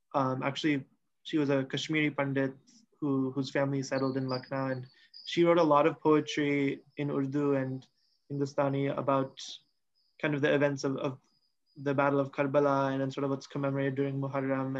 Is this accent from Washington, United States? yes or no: yes; Seattle, Washington, United States; since I was one year old, I've lived in the US. Um, I, I grew up in Seattle, Washington